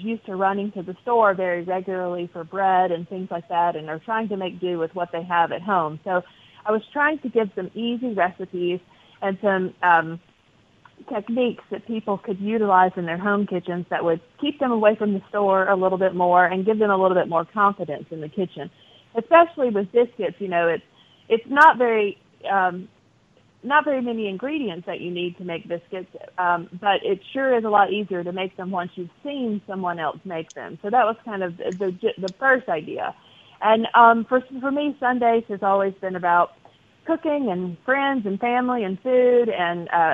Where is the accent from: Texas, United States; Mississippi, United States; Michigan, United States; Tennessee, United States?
Mississippi, United States; moved away; also born or lived in North Carolina; I'm from Mississippi. I had a lot of my even high school and childhood friends